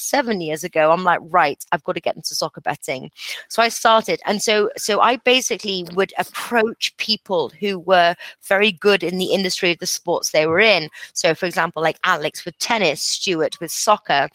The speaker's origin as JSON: {"language": "English", "region": "England", "country": "United Kingdom", "also_born_or_lived": "Costa Rica", "moved": "yes", "said": "I'm English."}